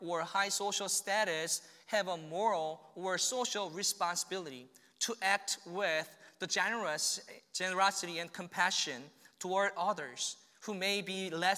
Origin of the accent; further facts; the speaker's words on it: South Korea; now in Kearney, United States; I came from South Korea.